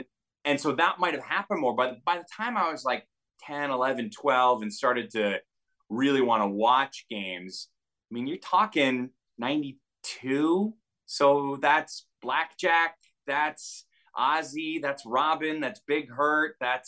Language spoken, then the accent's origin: English; Glen Ellyn, Illinois, United States; growing up in Glen Ellen, Western Burb